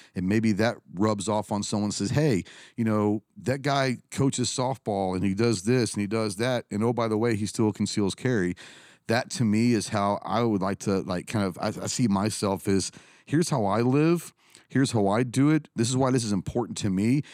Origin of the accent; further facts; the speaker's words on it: Plano, Texas, United States; I grew up in Plano, Texas, a little suburbia outside of Dallas